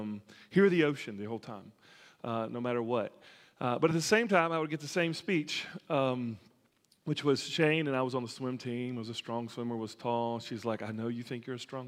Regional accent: Alabama, United States; growing up in Alabama

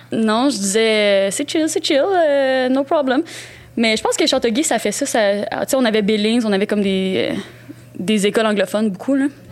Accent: Châteauguay, Quebec, Canada; on vient de Châteauguay, on a grandi à Châteauguay

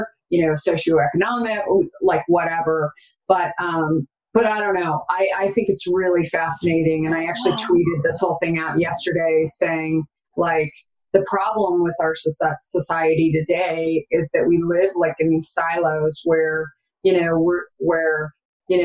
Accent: Arizona, United States; I grew up in Arizona

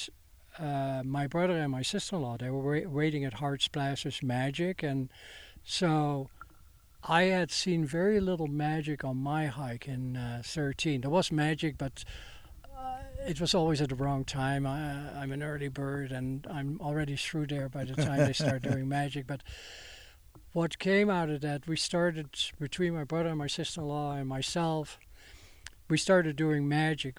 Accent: Netherlands; accent: Dutch; English is a second language; moved away as an adult; now in Bellingham, United States; the accent you hear is from Holland

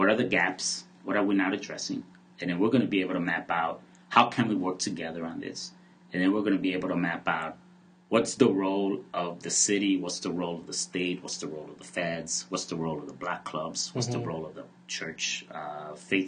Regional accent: Chicago, Illinois, United States; I grew up in Pilsen and Little Village

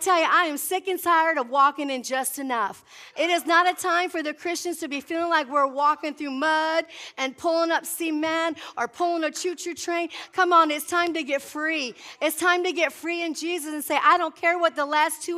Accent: Midwest, United States; I'm from the Midwest where there's grass

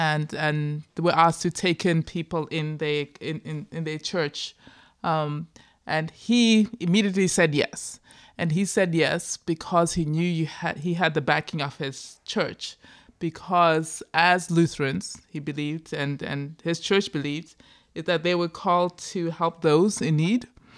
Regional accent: Zimbabwe; I'm just thinking about like my own background. You know, growing up in Zimbabwe, right?

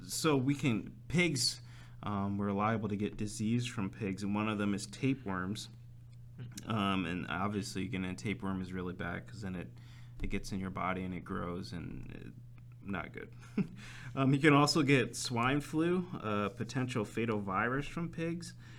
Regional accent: United States; since being American

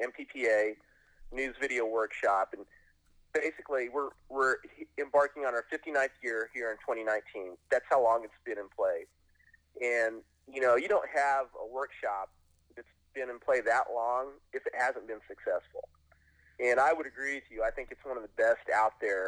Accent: southwestern Kansas, United States; also born or lived in Great Bend, Kansas / Topeka, Kansas; I was born in Kansas. I'm a farm kid from southwestern Kansas, from a small farming community

